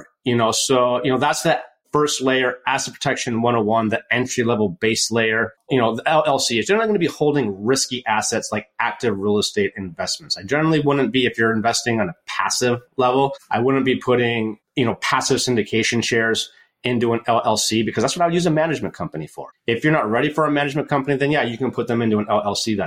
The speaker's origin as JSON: {"language": "English", "country": "United States", "tie": "born or raised there", "also_born_or_lived": "Michigan", "moved": "yes", "lives_now": "Oregon, United States", "said": "I grew up in Lake Tahoe, tons of snow there"}